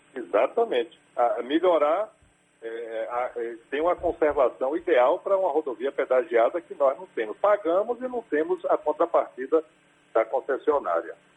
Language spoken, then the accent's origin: Portuguese; Bahia, Brazil; nós, como baianos